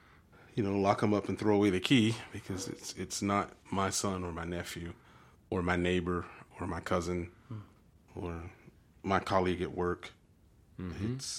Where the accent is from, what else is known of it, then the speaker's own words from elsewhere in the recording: Deep South, United States; I grew up in the Deep South, and this was not the persona that we honored as matriarchs of our communities.